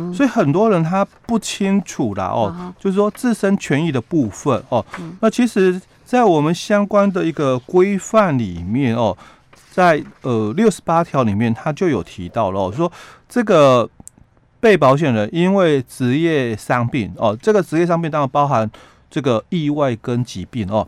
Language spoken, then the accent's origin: Chinese; Yilan County, Taiwan; 我们宜兰的部分